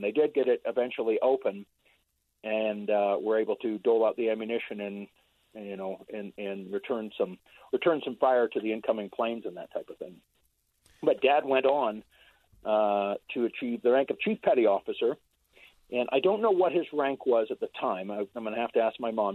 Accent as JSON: {"language": "English", "area": "San Francisco Bay Area", "region": "California", "country": "United States", "tie": "born or raised there", "said": "I grew up in the Bay Area"}